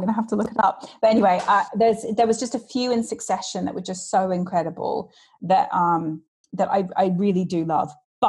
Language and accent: English; Australia; now in London, United Kingdom; I am Australian. I wasn't born here, but I have lived here for about 21 years, in fact, now. I've lived in London, which is insane.